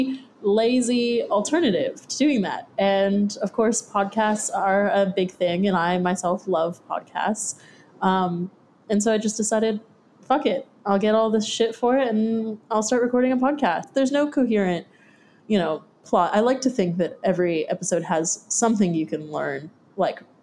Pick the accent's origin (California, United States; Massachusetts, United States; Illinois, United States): California, United States; Santa Cruz; moved away as an adult; now in Australia; I'm from Santa Cruz, California, which is about an hour and 20 minutes south of San Francisco.